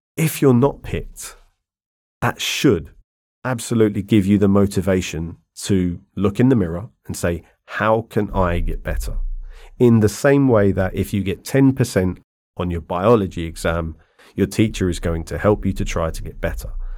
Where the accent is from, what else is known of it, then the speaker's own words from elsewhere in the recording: London, United Kingdom; moved away as an adult; also born or lived in Ireland (ancestry); now in China; I grew up in London